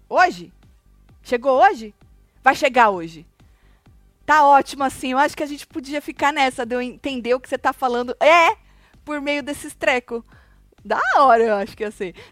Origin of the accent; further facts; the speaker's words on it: Jaú, São Paulo, Brazil; Tati, sou do interior de São Paulo, Jaú.